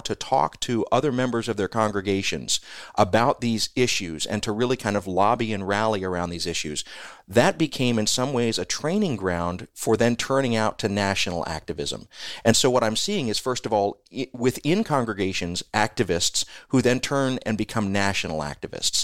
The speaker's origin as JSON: {"language": "English", "town": "Chicago", "region": "Illinois", "country": "United States", "said": "I come from Chicago"}